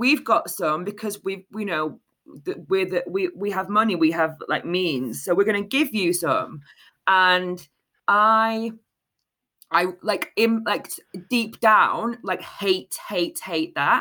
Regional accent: Manchester, North West England, United Kingdom; I grew up in North Manchester in an area called Moston

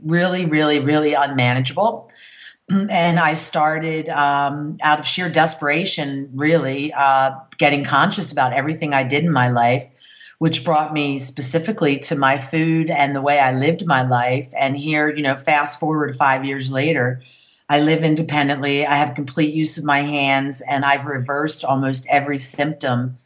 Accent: Philadelphia, Pennsylvania, United States; I'm from Philadelphia

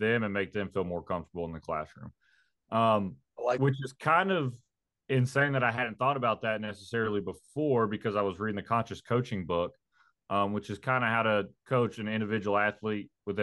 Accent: Pikeville, Kentucky, United States; moved away; also born or lived in Knoxville, Tennessee; I'm from Pikeville, Kentucky.

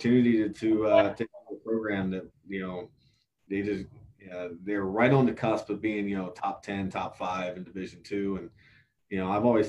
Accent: North Carolina, United States; moved away as an adult; also born or lived in Ohio / Winston-Salem, North Carolina; now in Hays, United States; I was actually born in Ohio. My dad was a high school coach in Ohio. And then, we moved to North Carolina when I was in third grade, going into third grade. So I grew up there

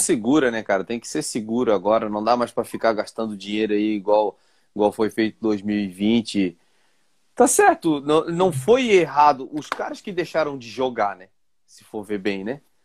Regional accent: Vila Velha, Espírito Santo, Brazil; nossa terrinha, Vila Velha, Espírito Santo.

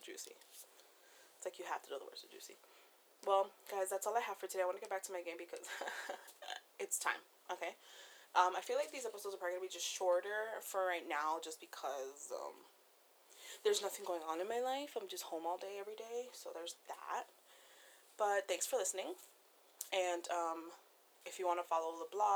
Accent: East Coast, United States; I'm from the East Coast

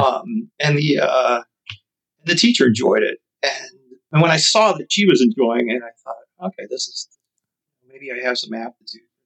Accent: Chicago, Illinois, United States; growing up on the South Side of Chicago

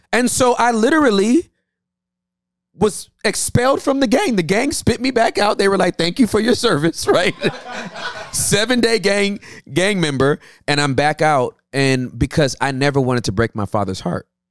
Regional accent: Inglewood, California, United States; I was born in Inglewood, California

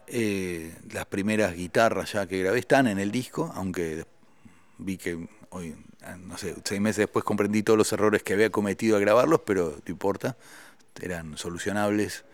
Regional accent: Argentina; also born or lived in Paris, France; yo, siendo un solista argentino, gané el premio al mejor grupo europeo

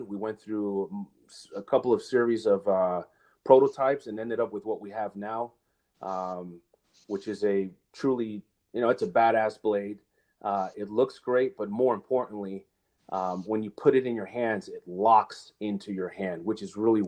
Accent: New Jersey, United States; I grew up in the Communist People's Republic of New Jersey.

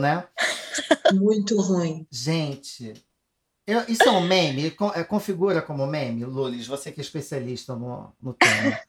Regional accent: Brazil; a gente, como brasileiro

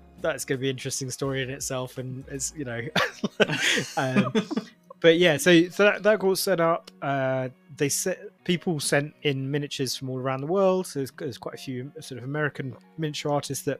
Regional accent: London, United Kingdom; I'm from London as well

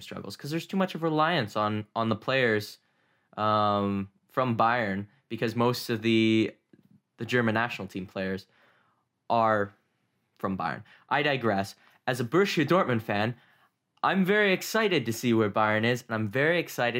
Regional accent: Canada; being a Canadian that's never been to a true football match

